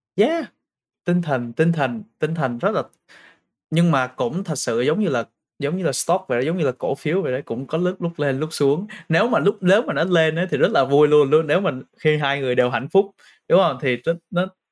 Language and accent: Vietnamese; Vietnam; also born or lived in Brisbane, Australia; now in Sydney, Australia